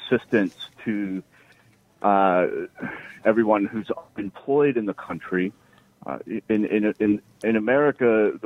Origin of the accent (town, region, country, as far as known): New York City, New York, United States; born or raised there